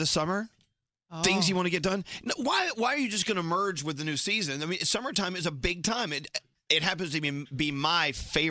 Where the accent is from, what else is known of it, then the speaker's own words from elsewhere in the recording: Texas, United States; I grew up in Texas, where cilantro is very, very, very prevalent in Mexican cooking